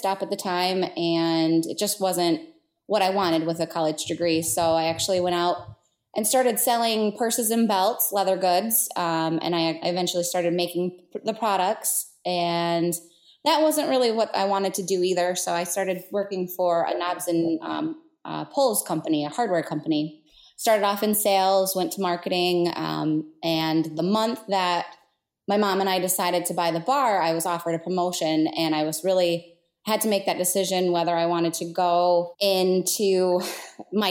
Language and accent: English; Marne, Michigan, United States; Marne is my hometown, and I grew up there